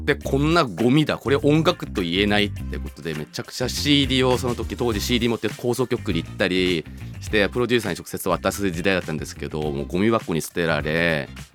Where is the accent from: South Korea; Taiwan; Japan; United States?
South Korea; Seoul; born or raised there; moved away